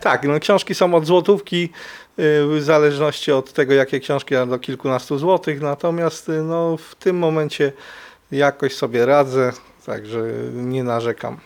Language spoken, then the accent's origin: Polish; Kraków, Lesser Poland, Poland; Wychowywałem się na Mistrzejowicach, też część Huty